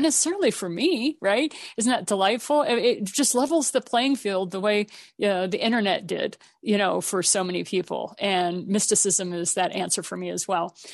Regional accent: Japan; I was raised in Japan

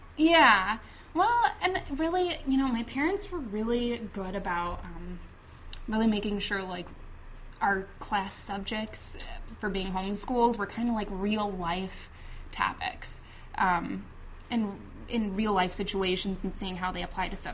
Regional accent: Chicago, Illinois, United States; I grew up on the north side of the city, and I grew up in Rogers Park

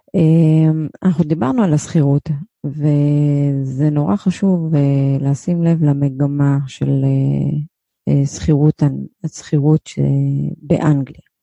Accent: Israel; כמונו ישראלים שגרים בים התיכון

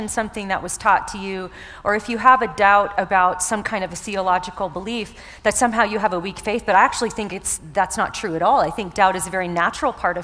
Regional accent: the South, United States; I'm from the South, so I say y'all

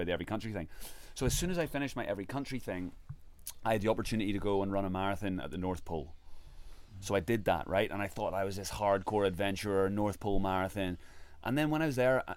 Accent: Ireland; I'm from Ireland

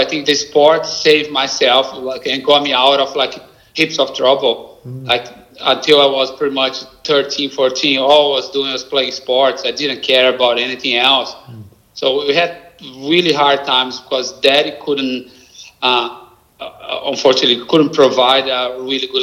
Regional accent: Brazil; accent: Brazilian; English is a second language; moved away as an adult; now in Australia; my Brazilian accent

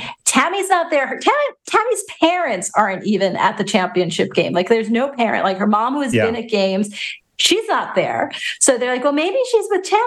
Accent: Long Island, New York, United States; accent: Long Island; my Long Island accent

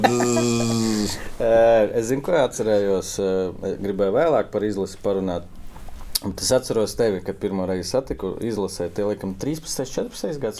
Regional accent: Ilūkste, Latvia; Mēs no Ilūkstas

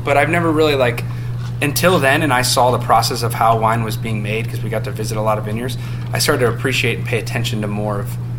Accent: Akron, Ohio, United States

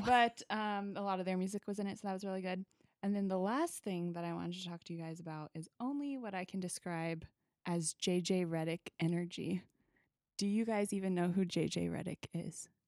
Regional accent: Wichita, Kansas, United States; I grew up in Wichita

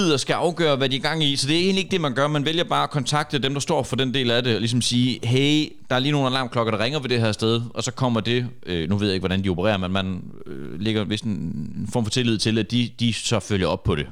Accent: Horsens, Central Denmark Region, Denmark; vi er alle sammen fra Horsens, mere eller mindre

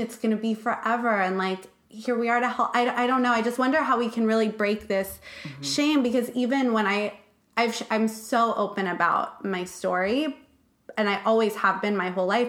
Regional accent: Malibu, California, United States; I'm from Malibu

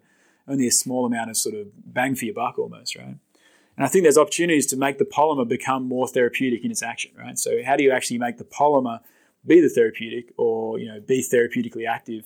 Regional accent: Australia; moved away as an adult; now in United States; I'm another Australian in research, polymer research, say, in the US.

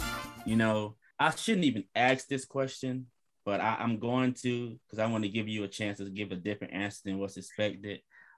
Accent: Georgia, United States; I grew up in Georgia.

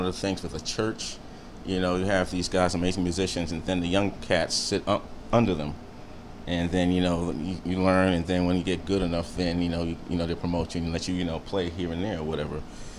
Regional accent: New York, United States; moved away; I'm actually from New York.

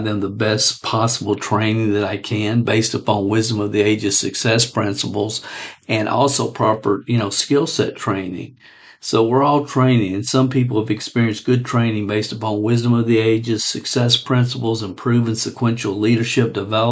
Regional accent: Stamping Ground, Kentucky, United States; a little dinky town in Kentucky called Stamping Ground Kentucky

